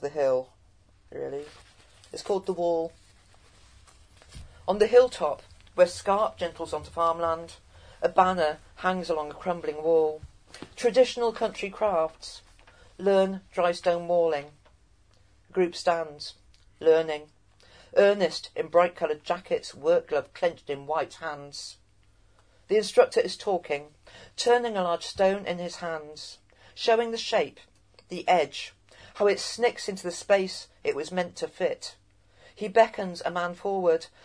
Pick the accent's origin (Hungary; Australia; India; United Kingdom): United Kingdom; Cheltenham, South West England; as a Gloucestershire born and bred, my family been in Gloucestershire for generations